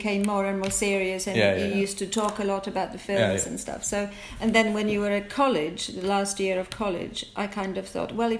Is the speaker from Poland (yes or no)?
yes; Poland; now in England, United Kingdom; I grew up in Poland. I came to England in 1981, so a very long time ago. My life in England has been obviously is longer than my life in Poland.